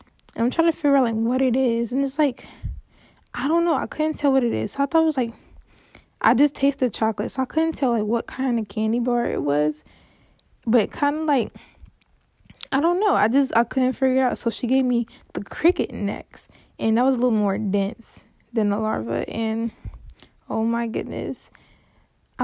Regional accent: Cincinnati, Ohio, United States; I'm from Cincinnati

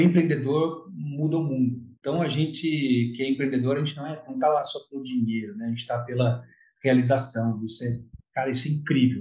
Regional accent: Jacareí, São Paulo, Brazil; now in Guarujá, Brazil; eu sou de Jacareí, na verdade sou do interior, mas eu moro em Guarujá, tem alguns anos já

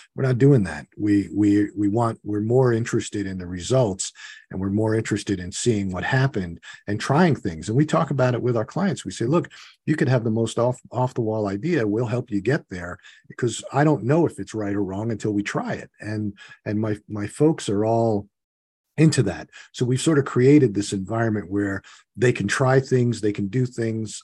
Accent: New York, United States; I grew up in New York.

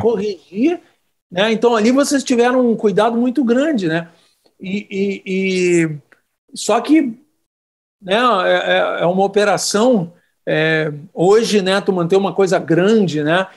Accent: Brasília, Federal District, Brazil; moved away as an adult; now in Porto Alegre, Brazil; eu cresci em Brasília

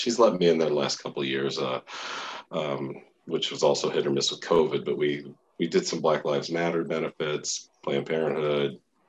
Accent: Denver, Colorado, United States; born or raised there; also born or lived in Huntington Station, New York / Elmhurst, Queens, New York

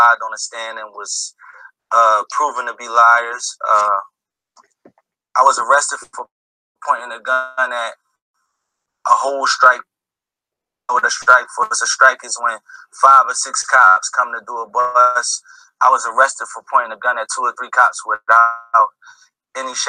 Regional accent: United States; I grew up in America in a ruthless neighborhood where we're not protected by police.

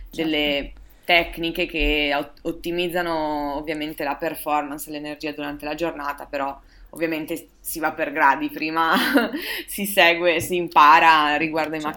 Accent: Verona, Veneto, Italy; sono di Verona.

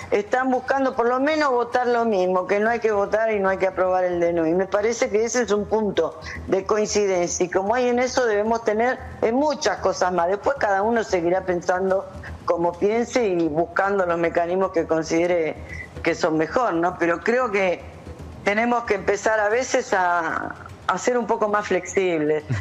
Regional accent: Chaco, Argentina; De Chaco.

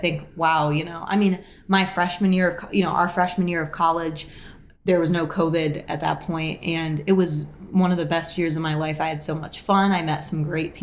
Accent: Syracuse, New York, United States; I grew up in Syracuse

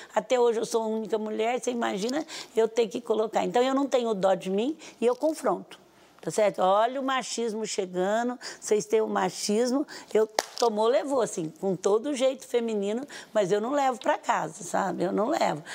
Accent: Brazil; eu estou falando como brasileiro, brasileira agora

